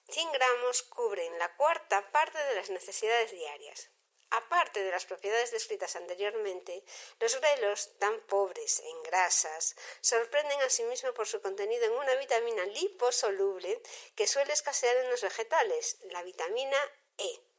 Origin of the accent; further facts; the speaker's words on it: Galicia, Spain; El grelo es una verdura que por su sabor me encanta, por mi origen, que soy gallega, es muy habitual en mi casa